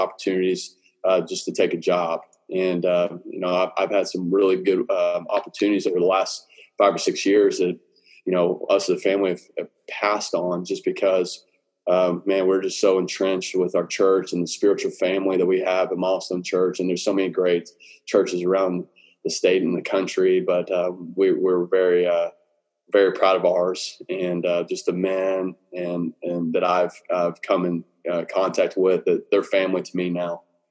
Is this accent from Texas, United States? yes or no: yes; Southlake, Texas, United States; also born or lived in Dallas, Texas / McKinney, Texas / Denton, Texas / Cameron, Texas; We settled in Southlake going into my fifth grade year, and that's when my dad became the head football coach at Southlake Carroll. And we were at Carroll from fifth grade all the way till I graduated high school